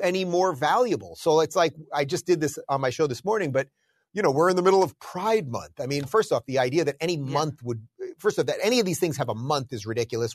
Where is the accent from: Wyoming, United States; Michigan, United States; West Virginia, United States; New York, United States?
New York, United States; moved away as an adult; also born or lived in Los Angeles; now in Florida, United States; I'm originally a New Yorker.